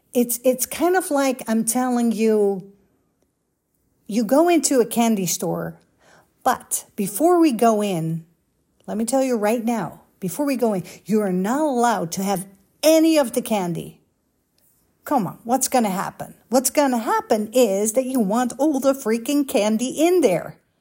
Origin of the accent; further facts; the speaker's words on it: Amsterdam, North Holland, Netherlands; moved away as an adult; also born or lived in Los Angeles, United States; now in United States; Holland, Amsterdam